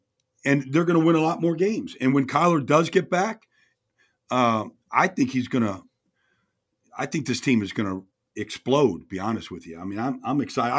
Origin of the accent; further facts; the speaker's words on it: New York, United States; moved away; I'm from New York, get to go home to New York